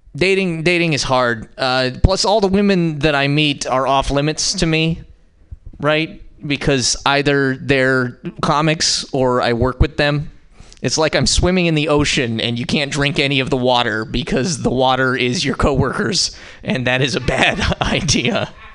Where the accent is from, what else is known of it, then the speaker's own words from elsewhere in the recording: Montana, United States; now in San Francisco, United States; I'm from Montana, but I live in San Francisco